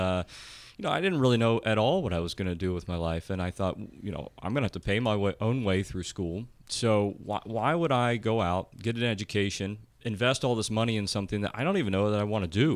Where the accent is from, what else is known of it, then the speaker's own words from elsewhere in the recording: Blanchester, Ohio, United States; I'm from Lancaster. I'm born and raised here, and my parents are both also born and raised